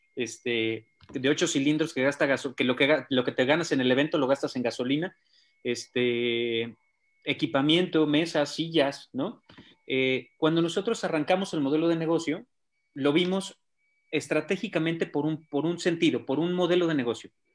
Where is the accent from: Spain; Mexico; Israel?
Mexico; Guadalajara, Jalisco; soy tapatío